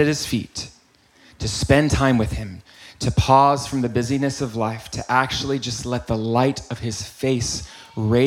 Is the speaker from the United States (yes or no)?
yes; the South, United States; now in Los Angeles, United States; I am from the South